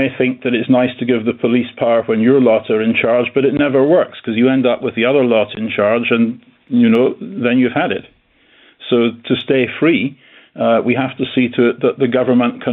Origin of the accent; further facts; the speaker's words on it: United Kingdom; being a Brit